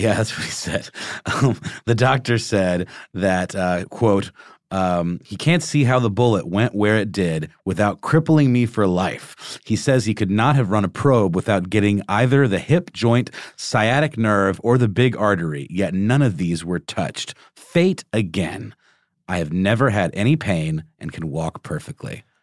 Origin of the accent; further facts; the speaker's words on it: Augusta, Georgia, United States; moved away; in my hometown, there is a True to Life James Brown statue